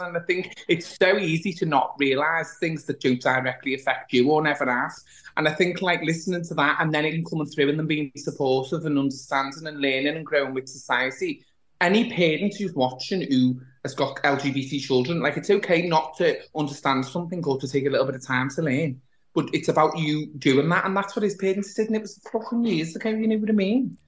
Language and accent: English; the north of England, United Kingdom; as a Northerner